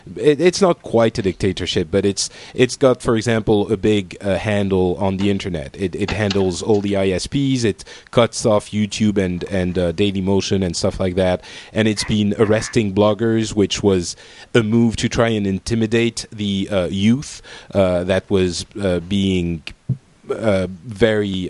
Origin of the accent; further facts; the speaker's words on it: France; I am from France.